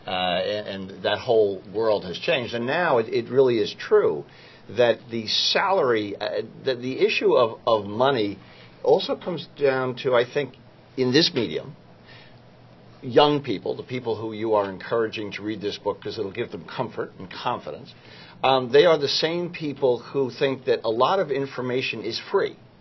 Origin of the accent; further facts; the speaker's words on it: New York, United States; I am from New York